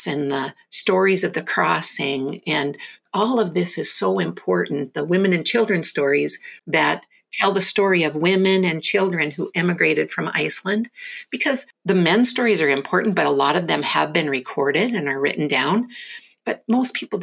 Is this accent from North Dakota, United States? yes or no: yes; North Dakota, United States; I'm born and raised in North Dakota, just below the Canadian border